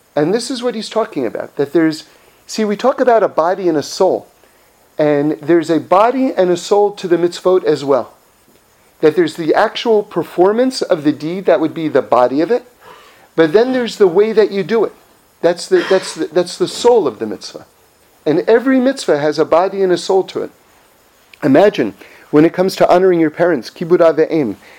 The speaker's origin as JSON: {"language": "English", "town": "Los Angeles", "region": "California", "country": "United States", "said": "I'm from Los Angeles"}